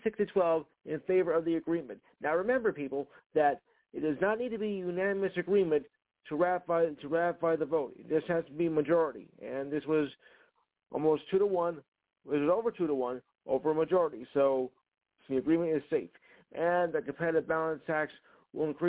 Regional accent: New Jersey, United States; moved away; my home state

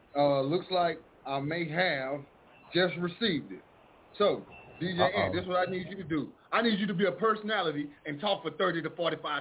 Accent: Mineola, Texas, United States; That's my hometown, man. I'm from Mineola, Texas, man.

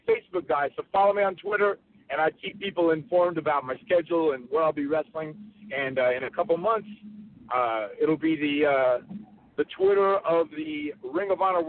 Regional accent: North Carolina, United States; I grew up in North Carolina. I got a chance to watch Ric Flair and Roddy Piper and Dusty Rhodes in the Mid-Atlantic territories.

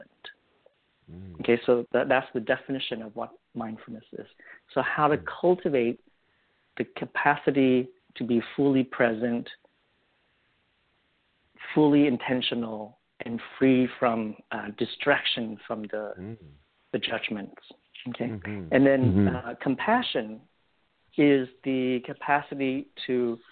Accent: Vietnam; now in United States; growing up in Vietnam and born and raised in the middle of a war and escape on a boat

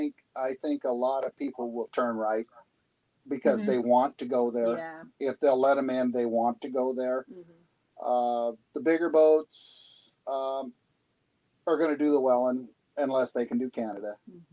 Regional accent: San Juan Islands and the Puget Sound, Washington, United States; moved away; also born or lived in Florida; We're from Washington State originally, and what you find in Georgia Bay for me and North Channel, it's beautiful, but it's rocks and trees, and I grew up with that in the San Juan Islands and the Puget Sound, and it was like, this is like being home, you know?

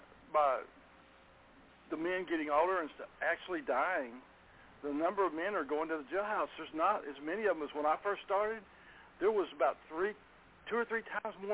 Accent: Garland, Texas, United States; I grew up in Garland, Texas. I've lived in Garland all my life.

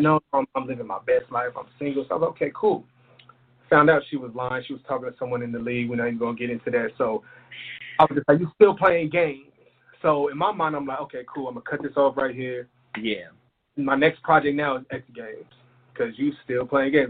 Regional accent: El Paso, Texas, United States; also born or lived in Philadelphia; I spent a lot of time in Texas

